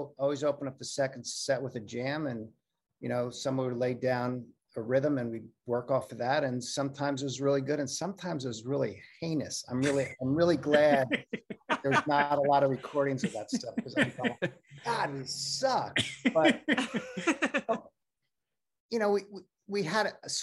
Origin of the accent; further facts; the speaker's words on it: New York City, New York, United States; I grew up in New York